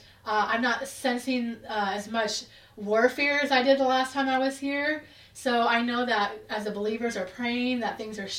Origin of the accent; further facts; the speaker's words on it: Hamilton, Alabama, United States; as you said. I'm from Hamilton, Alabama.